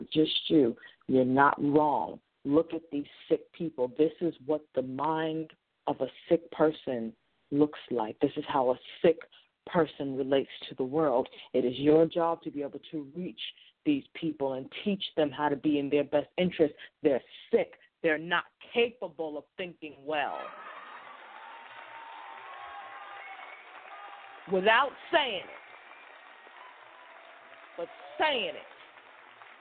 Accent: Boston, Massachusetts, United States; I'm also a Bostonian

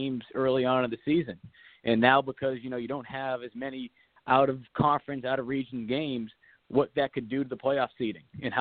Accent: Massachusetts, United States; now in South Carolina, United States; growing up in Massachusetts

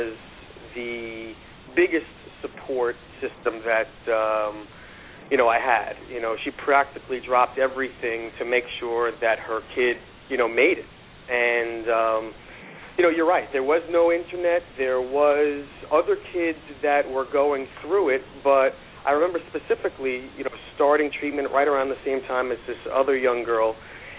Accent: New York City, New York, United States; also born or lived in Long Island; I grew up in Queens

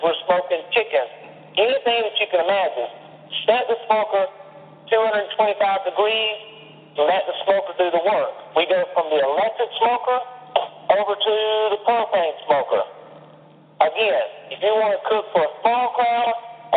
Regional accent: the South, United States; I'm from the South.

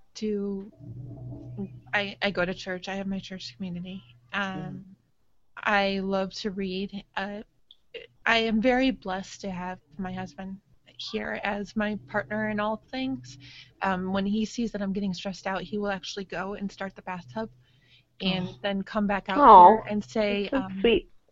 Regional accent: Rochester, New York, United States; moved away; my whole family is back in New York. I'm from Rochester originally

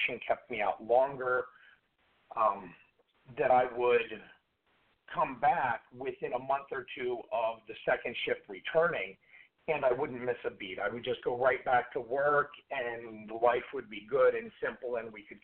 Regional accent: Warren, Ohio, United States; I grew up in Warren, which is 15, 20 minutes from Lordstown

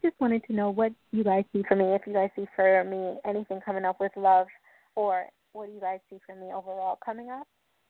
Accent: Long Island, New York, United States; From Long Island.

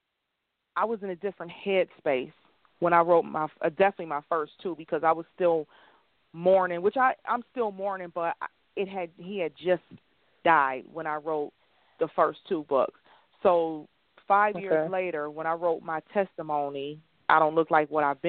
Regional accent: Buffalo, New York, United States; moved away as an adult; now in Georgia, United States; I do have clients in my hometown from Buffalo, New York

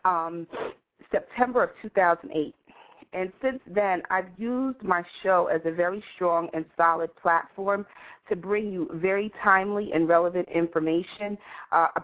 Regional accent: New York City, New York, United States; I grew up in the Village

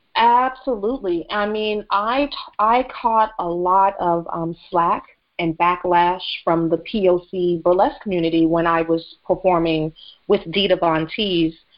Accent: the South, United States; I grew up in the South

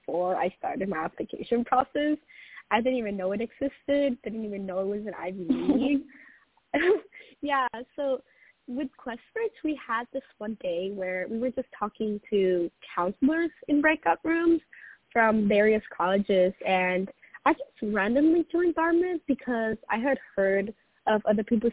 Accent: Tijuana, Baja California, Mexico; moved away as an adult; also born or lived in San Diego, California; now in New Hampshire, United States; I grew up originally down in Tijuana, Mexico, but I attended school in San Diego, California

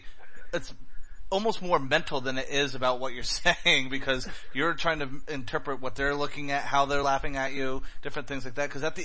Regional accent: Rhode Island, United States; When I grew up in Rhode Island

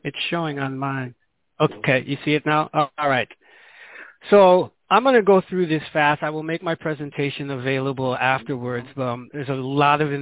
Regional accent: Chicago, Illinois, United States; moved away as an adult; also born or lived in New Haven, Connecticut; now in Guinea-Bissau; I was born and raised in Chicago or suburbs of Chicago

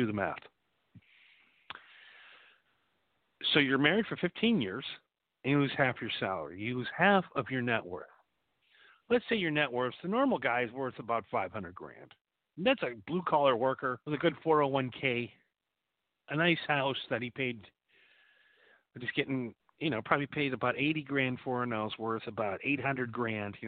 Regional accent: Wisconsin, United States; When I grew up in Wisconsin

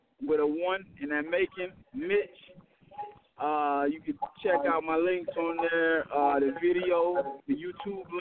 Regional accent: Miami, Florida, United States; also born or lived in Broward County, Florida; now in Atlanta, United States; I'm originally from Miami. Miami, a little bit of Broward County too, but I live in Atlanta now.

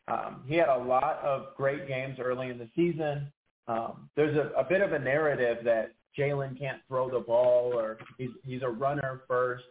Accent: Chicago, Illinois, United States; I grew up in the Chicagoland area in the late 90s, okay, early 2000s

